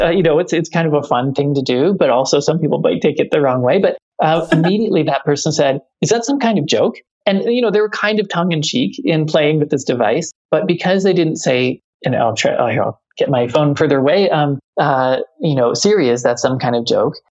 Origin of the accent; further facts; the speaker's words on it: Canada; moved away; I'm Canadian